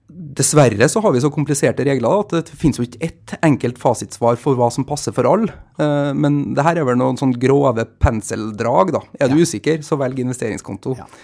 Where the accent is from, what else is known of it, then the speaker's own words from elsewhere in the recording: Trondheim, Trøndelag, Norway; moved away; Når jeg er hjemme i Trondheim, så leser jeg jo Adresseavisa